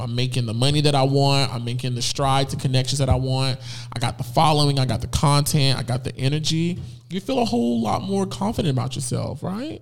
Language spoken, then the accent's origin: English; Fort Lauderdale, Florida, United States; moved away as an adult; now in Atlanta, United States; I'm from Fort Lauderdale, Florida